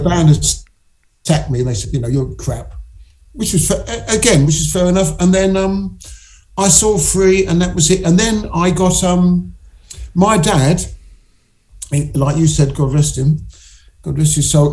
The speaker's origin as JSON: {"language": "English", "region": "England", "country": "United Kingdom", "said": "being English"}